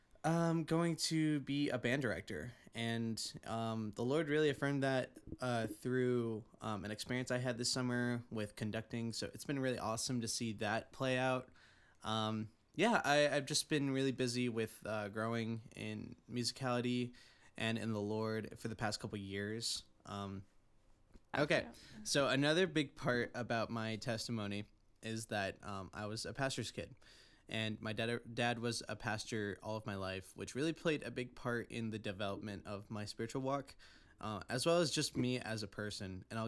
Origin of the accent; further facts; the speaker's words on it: Central Point, Oregon, United States; now in Santa Clarita, United States; No, I'm from Central Point, Oregon. If you don't know where that is, it's right above Medford. And it's about a half hour away from the California border